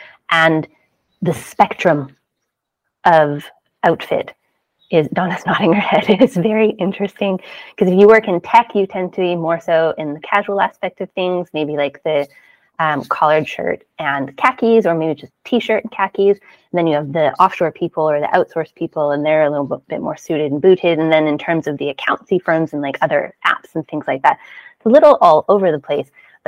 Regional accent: Canada; moved away; You know, when I moved over from Canada, I got rid of so much clothing.

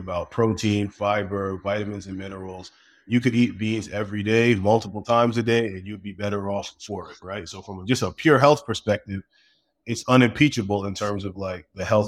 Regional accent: Brooklyn, New York, United States; So I grew up in Brooklyn originally in a really big family.

